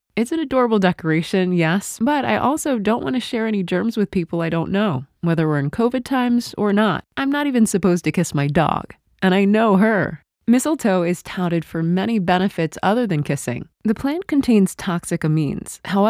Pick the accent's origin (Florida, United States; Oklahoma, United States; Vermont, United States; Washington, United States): Oklahoma, United States; When I was a child in my hometown in Oklahoma, we'd look high up in trees to spot a bunch, try to knock it down, and drag it home like it was a trophy.